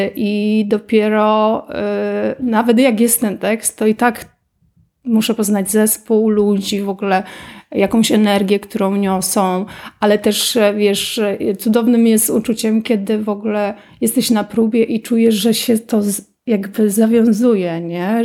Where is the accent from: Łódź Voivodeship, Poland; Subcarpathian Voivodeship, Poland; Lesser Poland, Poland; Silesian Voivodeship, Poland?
Łódź Voivodeship, Poland; Pabianice; jestem z Pabianic, studiowałam w Łodzi wtedy